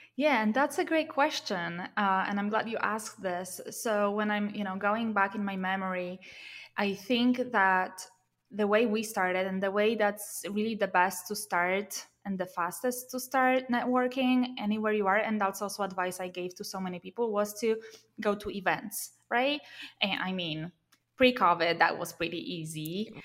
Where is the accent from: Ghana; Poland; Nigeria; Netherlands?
Poland; moved away as an adult; also born or lived in Warsaw, Poland; now in Silicon Valley, United States; I moved from my hometown to Warsaw, you know, in Poland, to the capital of Poland